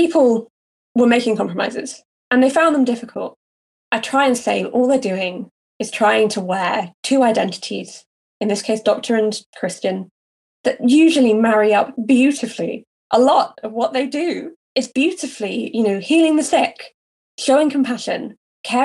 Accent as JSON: {"language": "English", "country": "United Kingdom", "said": "As a Brit with no experience of the US context"}